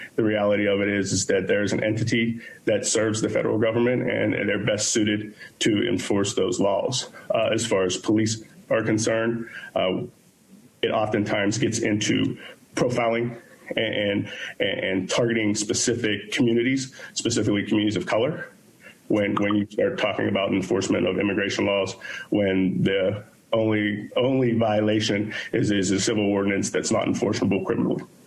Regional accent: Pittsburgh, Pennsylvania, United States; born and raised in Pittsburgh, Pennsylvania

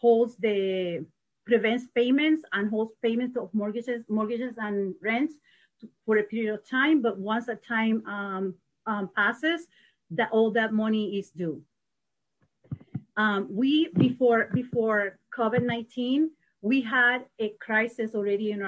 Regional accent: Puerto Rico; now in Madison, United States; I am from Puerto Rico. I've been in Madison for 30 years

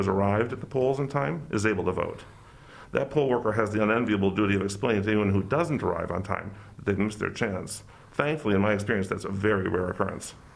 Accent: Madison, Wisconsin, United States; moved away as an adult; also born or lived in South Florida; I grew up in Madison

